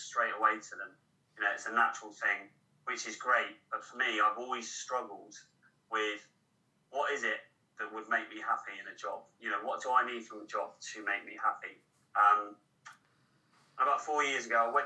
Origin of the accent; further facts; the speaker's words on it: Cornwall, South West England, United Kingdom; moved away as an adult; I'm Cornish